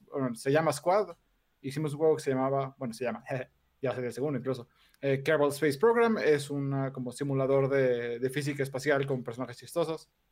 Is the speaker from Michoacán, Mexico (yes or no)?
no; Mexico City, Mexico; soy de aquí, de la Ciudad de México, de toda la vida